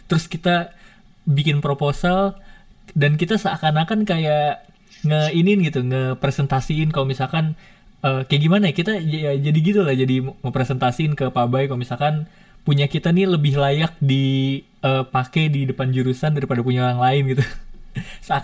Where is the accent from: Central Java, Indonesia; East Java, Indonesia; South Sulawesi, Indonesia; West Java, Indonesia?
West Java, Indonesia; Depok; aku nih ketika balik ke Depok ke daerah aku itu tuh